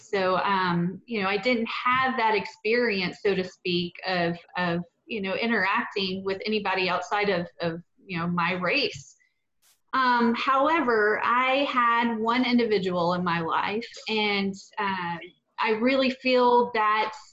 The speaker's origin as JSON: {"language": "English", "town": "Petal", "region": "Mississippi", "country": "United States", "tie": "born or raised there", "moved": "yes", "lives_now": "Houston, United States", "said": "I grew up in Petal, Mississippi, and like you said, just right there adjacent to Hattiesburg"}